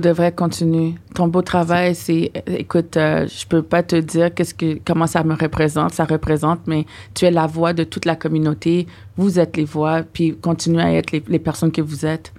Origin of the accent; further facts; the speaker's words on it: Ottawa, Ontario, Canada; now in Quebec, Canada; nous, on vient d'Ontario, on mm. vient d'Ottawa